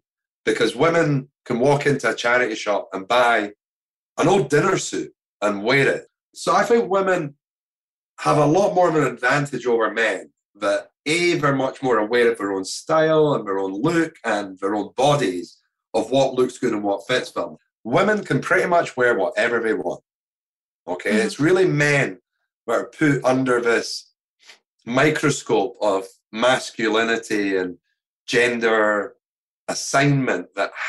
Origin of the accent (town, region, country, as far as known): Scotland, United Kingdom